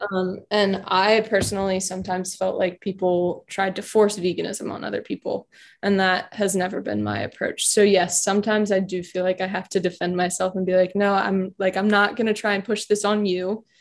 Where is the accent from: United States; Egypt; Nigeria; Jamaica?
United States; Richmond, Virginia; now in Charlottesville, United States; I am from Richmond, so only an hour from home.